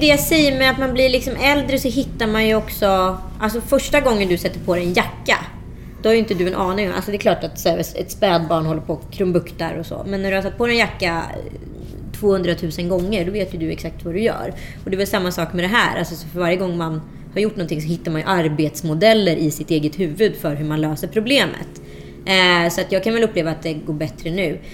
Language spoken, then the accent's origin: Swedish; Strömstad, Västra Götaland, Sweden; moved away as an adult; also born or lived in Örebro / Kullavik; jag växte upp i Strömstad eh, mellan 11 och 17.